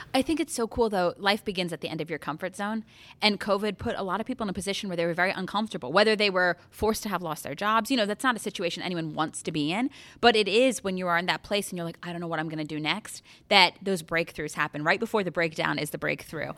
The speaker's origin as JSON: {"language": "English", "region": "Connecticut", "country": "United States", "also_born_or_lived": "New York", "moved": "yes", "lives_now": "Columbus, United States", "said": "I'm from Connecticut, went to school in New York."}